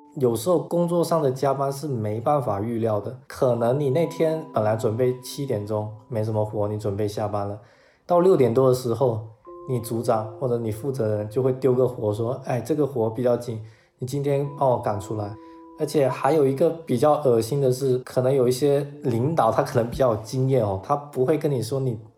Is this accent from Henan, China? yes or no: no; a third-tier city in Guangdong Province, China; 我是出生在一个广东省内三线的城市，可能十几年来都是学校、家里、学校家里的两点一线